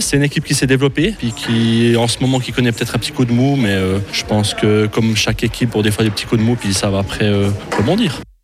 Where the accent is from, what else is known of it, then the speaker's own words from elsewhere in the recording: Fribourg, Switzerland; also born or lived in Biel/Bienne; je suis fribourgeois